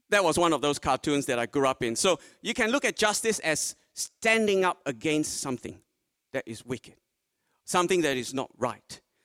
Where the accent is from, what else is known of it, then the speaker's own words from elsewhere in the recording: Malaysia; now in Port Lincoln, Australia; Originally, I was born in Malaysia